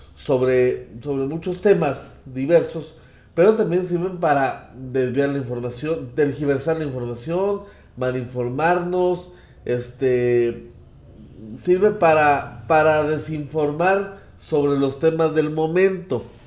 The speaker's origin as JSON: {"language": "Spanish", "country": "Mexico", "said": "como mexicanos"}